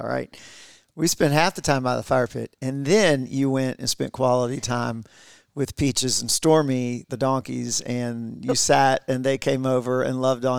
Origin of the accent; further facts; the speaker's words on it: Warner Robins, Georgia, United States; I'm from Middle Georgia, this town called Warner Robins, if you're familiar with Georgia at all. It's right in the middle of the state, but in most people call it South Georgia.